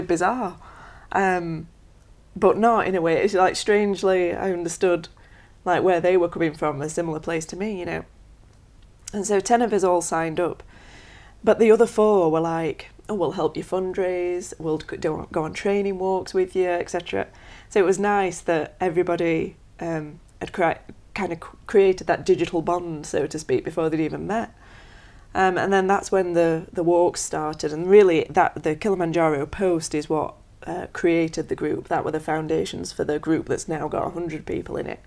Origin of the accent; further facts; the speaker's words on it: Sheffield, Yorkshire and the Humber, United Kingdom; I'm from Sheffield